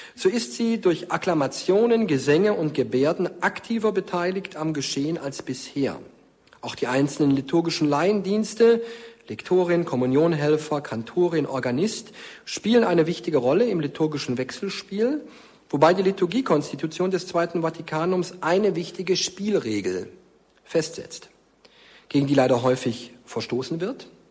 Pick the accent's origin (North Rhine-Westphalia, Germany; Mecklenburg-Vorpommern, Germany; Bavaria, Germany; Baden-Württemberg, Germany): Baden-Württemberg, Germany; near Stuttgart; born or raised there